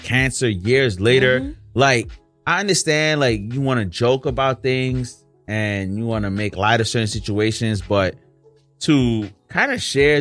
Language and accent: English; New York, United States; as a New Yorker